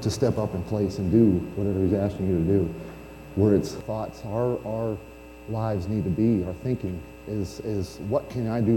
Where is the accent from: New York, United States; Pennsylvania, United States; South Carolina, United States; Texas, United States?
Pennsylvania, United States; moved away; I'm originally from Pennsylvania